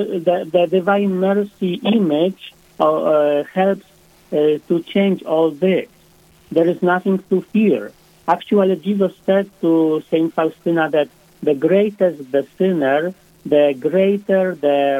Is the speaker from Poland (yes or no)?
yes; Poland; now in South Dakota, United States; I was born and raised in Poland